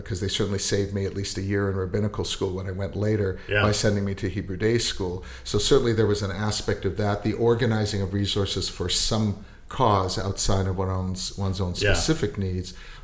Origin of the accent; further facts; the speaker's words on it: Winnipeg, Manitoba, Canada; I was born in Winnipeg